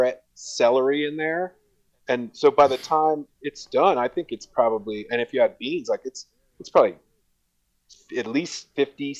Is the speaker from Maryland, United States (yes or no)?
no; Columbus, Ohio, United States; moved away as an adult; now in Jackson Hole, United States; I grew up in Columbus, Ohio, which is one of the chili capitals of the United States